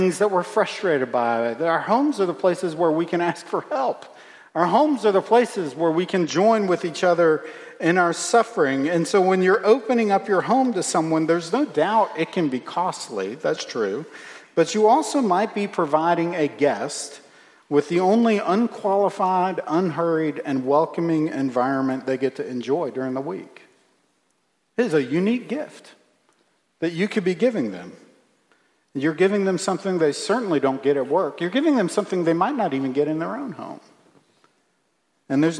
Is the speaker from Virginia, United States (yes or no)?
yes; Virginia, United States; When I was a kid, growing up in Virginia